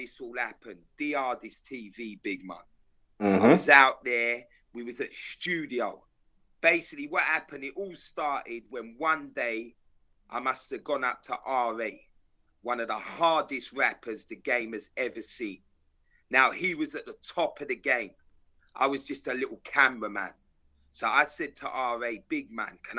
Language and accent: English; London, United Kingdom; I'm from South London, big man, my whole life